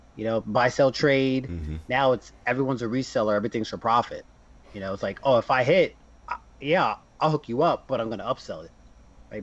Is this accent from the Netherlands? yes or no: no; New Jersey, United States; I'm from Jersey